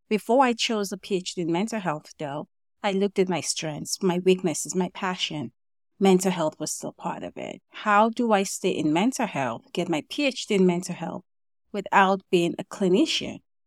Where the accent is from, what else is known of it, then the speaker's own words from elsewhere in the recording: Nigeria; moved away as an adult; also born or lived in Kentucky, United States; I was born and raised in Nigeria